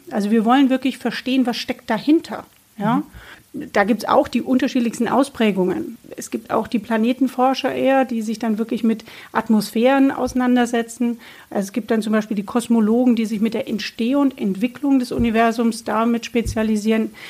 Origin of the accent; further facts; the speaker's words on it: Bamberg, Bavaria, Germany; also born or lived in Würzburg / Nuremberg; ich bin geboren in Bamberg